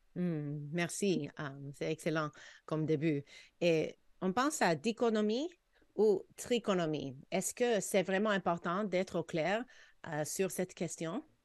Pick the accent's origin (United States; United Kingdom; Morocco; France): United States; California; now in Quebec, Canada; quand j'ai grandi en Californie